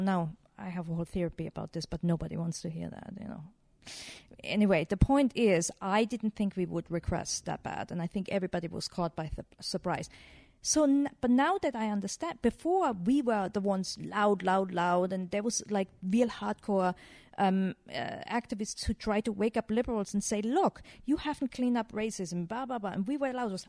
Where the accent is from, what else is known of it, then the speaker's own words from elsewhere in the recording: Germany; I grew up in Germany